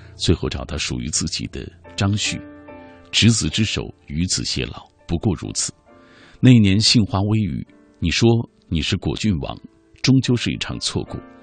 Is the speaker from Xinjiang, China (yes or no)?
yes; Xinjiang, China; moved away as an adult; now in Beijing, China; 包括我哥哥，还在塔里木油田工作